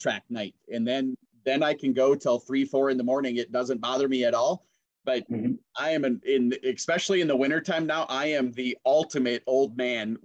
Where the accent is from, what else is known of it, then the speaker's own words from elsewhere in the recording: Brainerd, Minnesota, United States; I'm from Brainerd